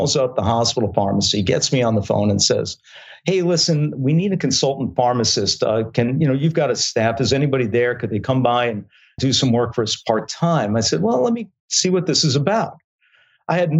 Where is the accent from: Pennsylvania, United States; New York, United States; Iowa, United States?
New York, United States; Long Island; Born and raised on Long Island.